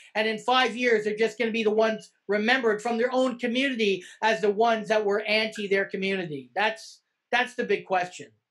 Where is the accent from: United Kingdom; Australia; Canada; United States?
Canada; we're Canadian